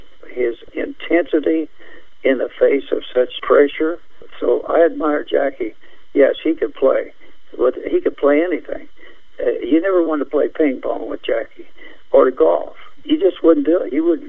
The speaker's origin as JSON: {"language": "English", "town": "Anderson", "region": "Indiana", "country": "United States", "tie": "born or raised there", "said": "a kid growing up in Anderson, Indiana"}